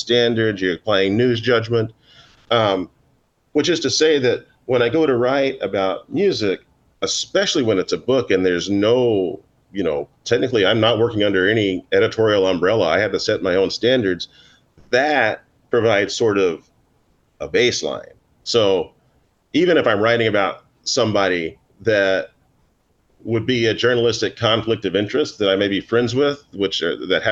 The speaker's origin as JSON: {"language": "English", "region": "Oklahoma", "country": "United States", "tie": "born or raised there", "moved": "yes", "lives_now": "Manhattan, United States", "said": "I grew up in Oklahoma"}